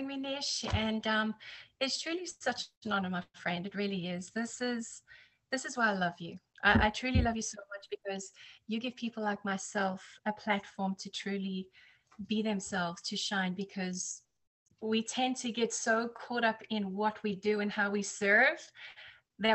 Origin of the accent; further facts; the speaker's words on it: South Africa; also born or lived in United Kingdom / New Jersey, United States / Texas, United States; now in Florida, United States; I'm South African, and that's where I was born and raised